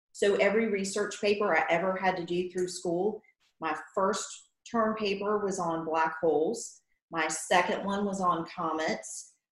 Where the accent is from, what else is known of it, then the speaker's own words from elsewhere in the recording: Matthews, North Carolina, United States; moved away as an adult; now in Davidson, United States; I'm from the Charlotte area. I grew up in Matthews.